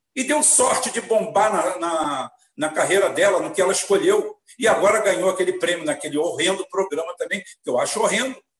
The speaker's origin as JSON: {"language": "Portuguese", "region": "Rio de Janeiro", "country": "Brazil", "tie": "born or raised there", "said": "Sou espanhol, sou galego, sou 100% branco, porque é uma característica minha, como poderia ser 100% negro, ou 50% ou isso, mas nasci aqui"}